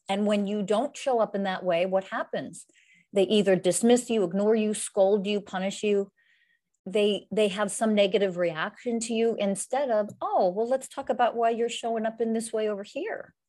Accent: Pennsylvania, United States; moved away as an adult; now in San Diego, United States; I'm, I'm originally from the United States, um, Pennsylvania originally. I live in San Diego, California

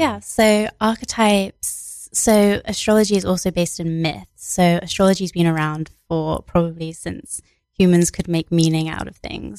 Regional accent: England, United Kingdom; I was born in England

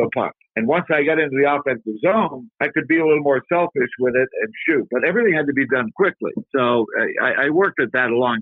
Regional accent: Ottawa, Ontario, Canada; we had very good coaching in Ottawa, Canada, my hometown

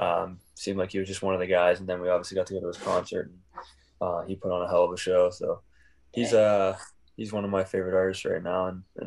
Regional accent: Pittsburgh, Pennsylvania, United States; born or raised there

